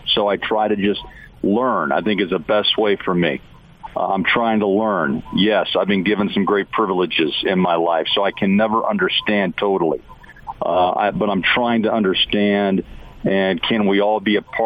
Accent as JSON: {"language": "English", "area": "the Ozarks", "region": "Missouri", "country": "United States", "tie": "born or raised there", "also_born_or_lived": "Kansas City", "moved": "yes", "said": "raised in the Ozarks in Missouri"}